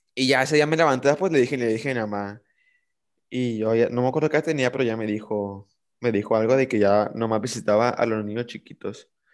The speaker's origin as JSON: {"language": "Spanish", "town": "Mazatlán", "region": "Sinaloa", "country": "Mexico", "said": "como somos de aquí de Mazatlán, de Sinaloa, de la parte norte del país"}